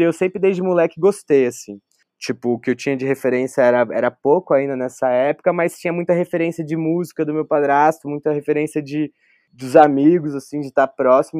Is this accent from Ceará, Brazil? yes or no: no; Taubaté, São Paulo, Brazil; also born or lived in Porto Velho, Rondônia; numa região, que é o Vale do Paraíba, cresci ali